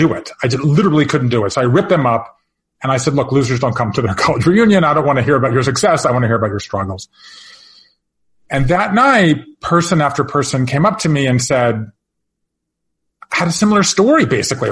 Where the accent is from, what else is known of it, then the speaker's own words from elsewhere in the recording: Georgia, United States; moved away as an adult; also born or lived in Japan; I grew up in Georgia